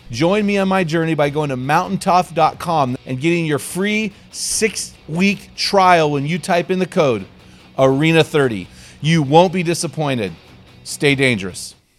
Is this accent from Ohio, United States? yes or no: no; Morro Bay, California, United States; I grew up in Morro Bay, so just down the road from you.